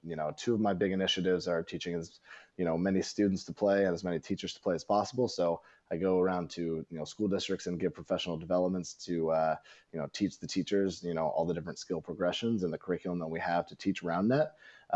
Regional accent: Northern California, United States; I'm from Northern California

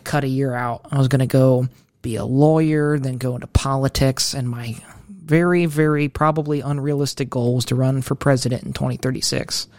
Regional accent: Mansfield, Ohio, United States; I am from Ohio, Mid Ohio, Mansfield.

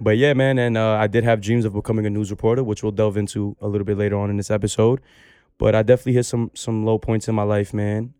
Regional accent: New York City, New York, United States; I come from Baychester Projects

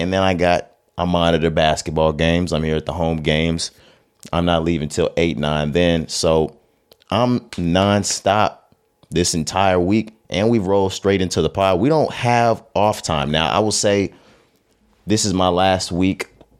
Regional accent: Texas, United States; You know, we're from Texas. The listenership and the viewership knows this by now. But we're Texas boys.

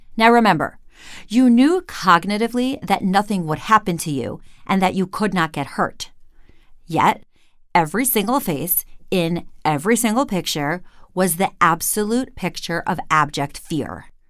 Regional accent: Cleveland, Ohio, United States; Here in my hometown of Cleveland

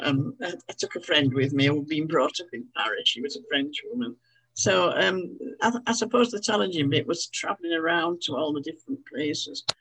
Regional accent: Halifax, Yorkshire and the Humber, United Kingdom; I'd been born and brought up in Halifax

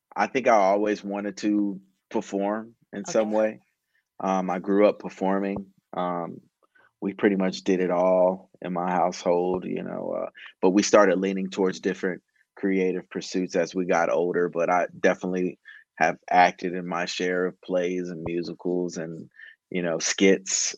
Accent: Cincinnati, Ohio, United States; moved away; also born or lived in Baton Rouge, Louisiana / Atlanta, Georgia; I grew up in Ohio

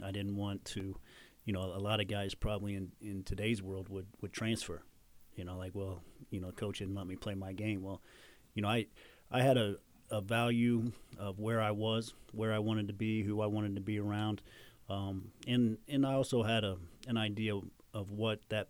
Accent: Jasper, Indiana, United States; growing up in Jasper, I was an hour and a half from Bloomington

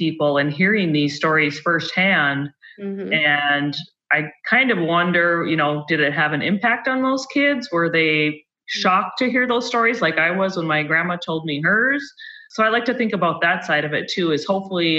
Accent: Minot, North Dakota, United States; I'm originally from Minot

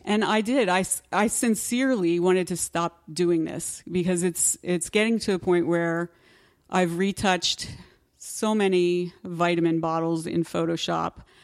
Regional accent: Pennsylvania, United States; I'm from Pennsylvania

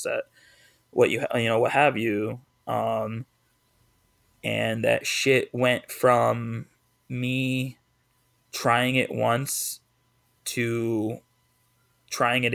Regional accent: East Hartford, Connecticut, United States; moved away; I just left my hometown of East Hartford

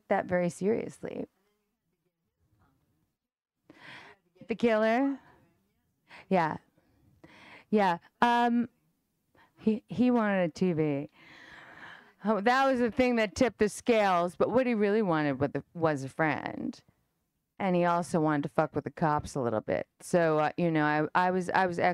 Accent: New York, United States; I'm from New York

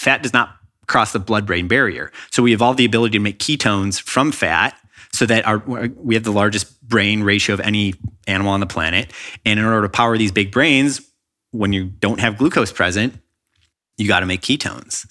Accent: Chicago, Illinois, United States; now in Los Angeles, United States; when I was in public school growing up in Chicago

